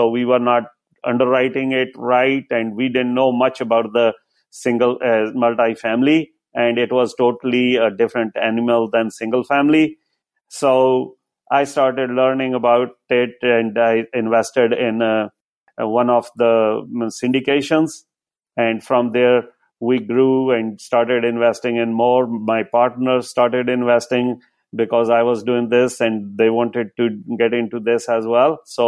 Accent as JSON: {"language": "English", "country": "India", "moved": "as an adult", "lives_now": "United States", "said": "I came from India in 2000 as a Microsoft certified system engineer."}